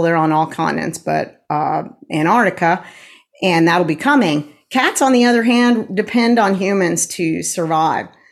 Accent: Tulsa, Oklahoma, United States; moved away; I am a Tulsan as well. I was born in Tulsa, moved away for a little while, and then have been here again since 1988

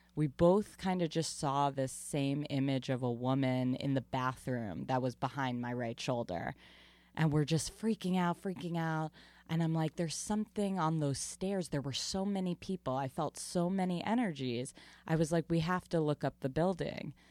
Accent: Long Island, New York, United States; I grew up in Long Island very much around the community theater world

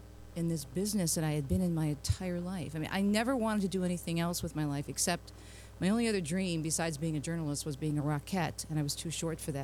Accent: Detroit, Michigan, United States; my hometown of Detroit

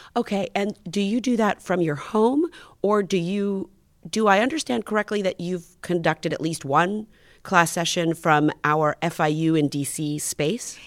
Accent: Miami, Florida, United States; born or raised there

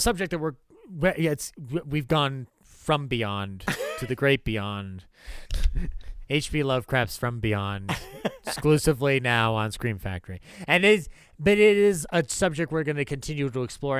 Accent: United States; I'm American

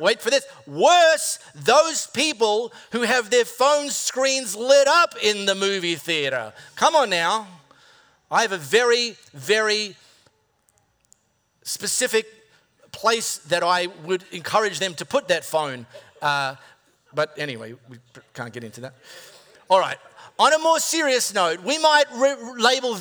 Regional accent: High Wycombe, Western Australia, Australia; growing up in High Wycombe Primary School

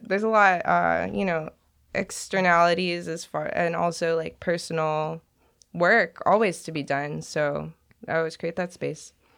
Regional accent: Long Beach, California, United States; moved away as an adult; now in Portland, United States; Grew up in Long Beach, California

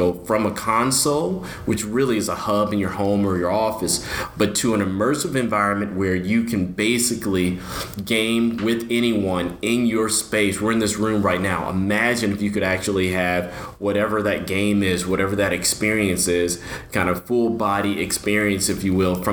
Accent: Dallas, Texas, United States; I am a local guy, born and raised in Dallas.

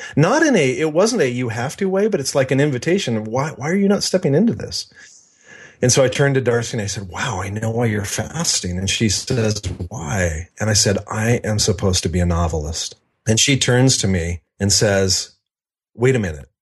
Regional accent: Seattle, Washington, United States; also born or lived in Spokane; I was born in the Seattle area and lived there until I was eight years old, then moved to Spokane until I was fourteen, and then back to the Seattle area.

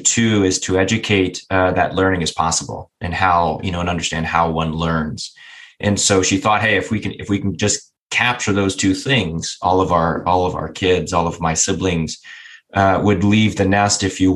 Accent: just south of Cleveland, Northeast Ohio, United States; I grew up in Northeast Ohio. Grew up on 30 acres, just south of Cleveland

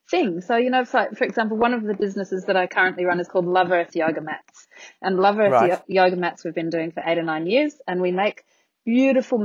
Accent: Australia; also born or lived in Athens, Greece; I came back to Australia

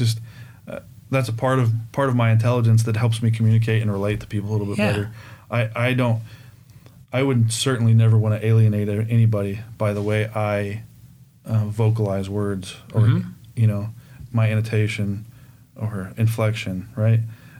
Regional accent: Indiana, United States; It's funny, like, I always, like, growing up in Indiana, Kentucky, you're always around the Kentucky Derby

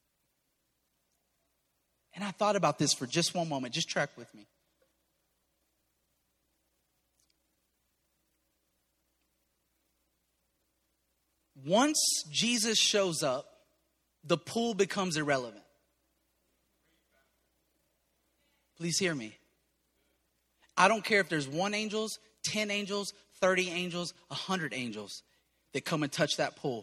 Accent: Cajun, Southern US, Louisiana, United States; I'm Cajun and I'm Southern.

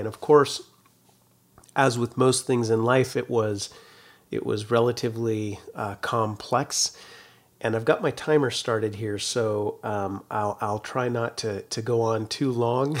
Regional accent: Carlotta, California, United States; my hometown was a town of three hundred and sixty people, Carlotta, California. That's up in, uh, Northern California

